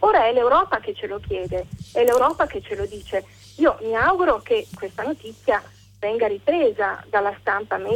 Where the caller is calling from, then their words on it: Milan, Lombardy, Italy; siamo da Milano.